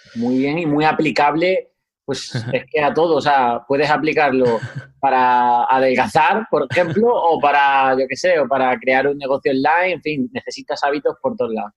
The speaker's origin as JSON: {"language": "Spanish", "town": "Huelva", "region": "Andalusia", "country": "Spain", "also_born_or_lived": "Seville", "said": "soy de Huelva, Andalucía"}